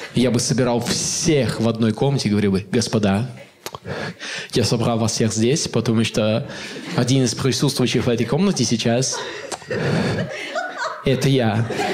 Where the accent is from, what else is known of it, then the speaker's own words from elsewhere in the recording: Ust-Kamenogorsk, East Kazakhstan Region, Kazakhstan; мы жили в 90-е в Усть-Каменогорске, мой родной город в Восточном Казахстане